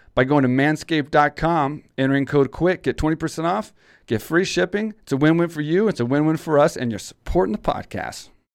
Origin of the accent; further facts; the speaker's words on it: Texas, United States; I grew up in Texas